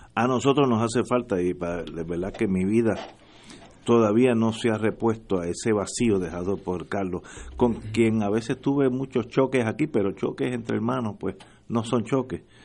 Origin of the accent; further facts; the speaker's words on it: Puerto Rico; somos todos puertorriqueños